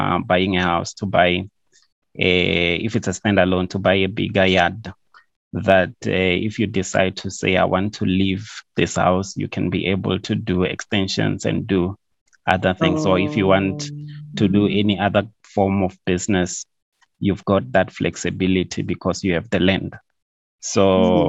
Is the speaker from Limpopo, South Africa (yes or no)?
yes; Venda, Limpopo, South Africa; now in Gauteng, South Africa; I'm originally from Venda. Yeah, but I grew up that side